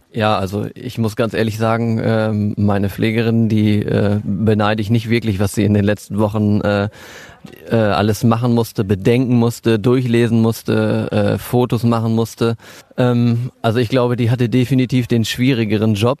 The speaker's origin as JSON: {"language": "German", "town": "Warendorf", "region": "North Rhine-Westphalia", "country": "Germany", "tie": "born or raised there", "moved": "yes", "lives_now": "Riesenbeck, Germany", "said": "dass hier Warndorf meine Heimatstadt ist"}